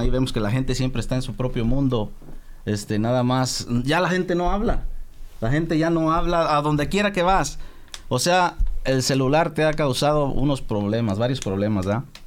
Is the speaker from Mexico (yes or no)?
yes; Mexico; yo soy mexicano, 100% mexicano